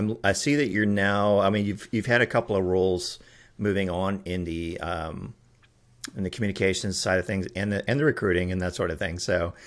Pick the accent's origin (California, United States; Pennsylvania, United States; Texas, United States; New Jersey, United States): Texas, United States; I grew up here in Texas, so